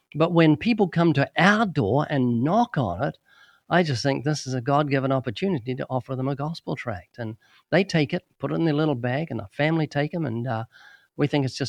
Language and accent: English; New Zealand; moved away as an adult; now in United States; When we came to the U.S. in 1989, we came from New Zealand, which is a fairly isolated country.